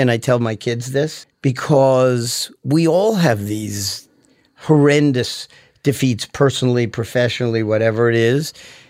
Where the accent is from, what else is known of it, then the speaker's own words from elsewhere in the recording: Manhattan, New York, United States; born there; also born or lived in Teaneck, United States; I was born in Manhattan.